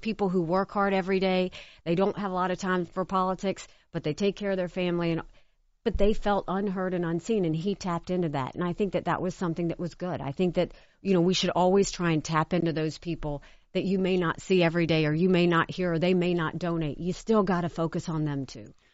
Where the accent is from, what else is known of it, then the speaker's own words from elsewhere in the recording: South Carolina, United States; growing up in South Carolina